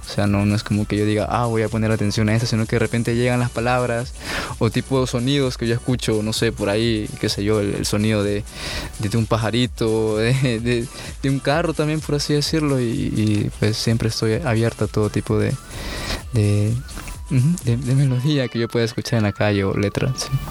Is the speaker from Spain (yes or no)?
no; El Salvador; also born or lived in Ecuador; yo nací en Ecuador. Sí, mis padres son salvadoreños. Y cuando yo tenía unos ocho, nueve años, sí, este, nos vimos, pues, eh, viajamos, sí, aquí a El Salvador.